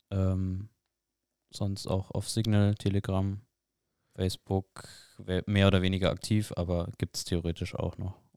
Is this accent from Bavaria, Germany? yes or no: yes; Bamberg, Bavaria, Germany; In Bamberg, in meiner